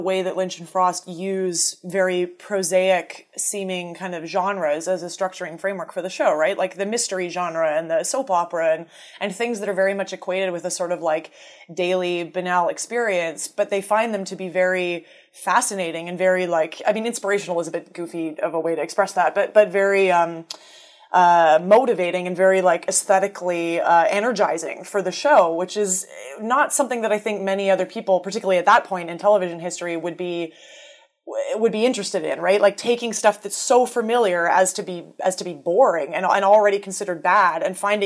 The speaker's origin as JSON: {"language": "English", "country": "Canada", "said": "we're all Canadian"}